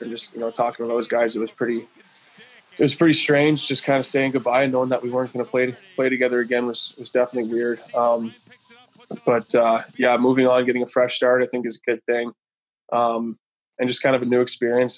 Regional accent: Pilot Butte, Saskatchewan, Canada; also born or lived in Regina; I was just outside in White City in Pilot Butte, where I grew up just outside

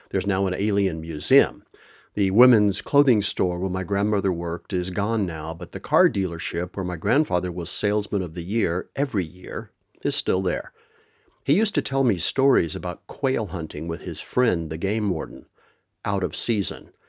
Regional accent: Permian Basin of West Texas, United States; also born or lived in Amarillo, Texas / Roswell, New Mexico; I am originally from the American Southwest, the Permian Basin of West Texas, to be exact. I was born in Amarillo, way up in the Panhandle, but my maternal grandparents lived in Roswell, New Mexico, so we spent a lot of time there when I was a kid

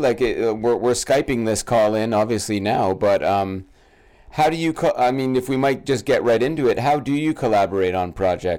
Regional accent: Brampton, Ontario, Canada; I grew up in Brampton, Canada

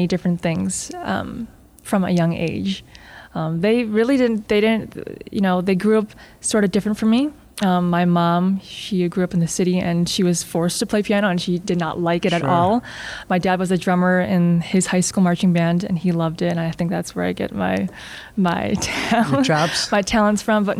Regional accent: North Aurora, Illinois, United States; moved away as an adult; now in New York, United States; I grew up in North Aurora.

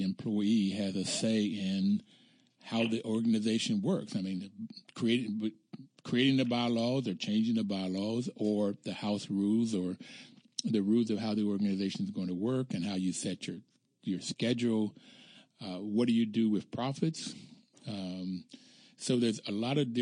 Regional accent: Bluefield, West Virginia, United States; I grew up in Bluefield, West Virginia, in coal mining country, fairly poor

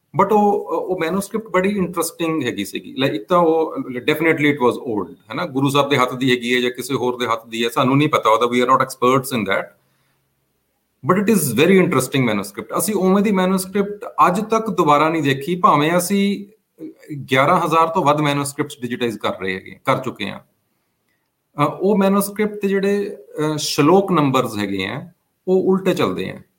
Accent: Chandigarh, India; first language Punjabi; ਮੈਂ ਚੰਡੀਗੜ੍ਹ ਵਿੱਚ ਹੀ ਪੈਦਾ ਹੋਇਆ ਹੈਗਾ

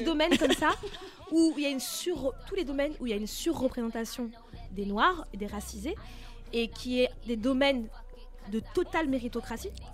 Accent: France; j'ai grandi en France.

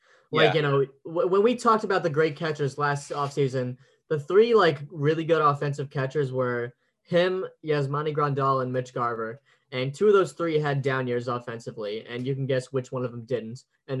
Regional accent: New York, United States; I'm from New York

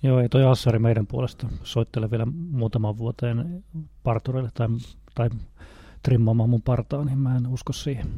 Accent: Northern Satakunta, Finland; moved away; mistä päin mä oon kotoisin, niin kuin tuolta Pohjois-Satakunnasta

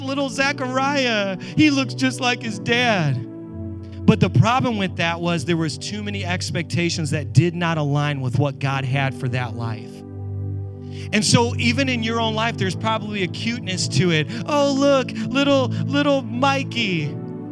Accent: New York, United States; I am a New Yorker

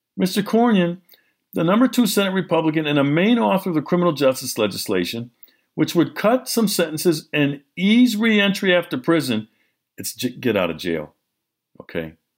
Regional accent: Milwaukee, Wisconsin, United States; Milwaukee, my hometown

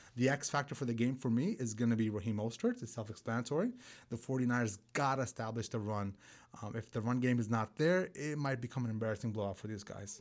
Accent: New York City, New York, United States; I grew up in Brooklyn, New York

